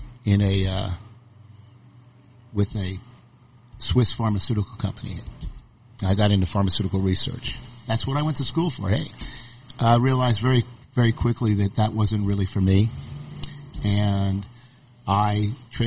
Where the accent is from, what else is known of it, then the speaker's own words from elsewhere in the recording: Chatham, New Jersey, United States; moved away as an adult; now in Austin, United States; I grew up in New Jersey, a little hamlet called Chatham, New Jersey, incorporated in 1715